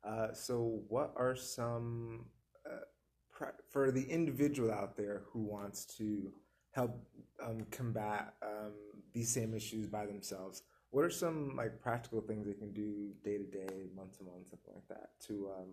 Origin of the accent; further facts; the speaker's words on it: New Jersey, United States; now in Tucson, United States; I'm from New Jersey, so my experience actually is different from the experience here.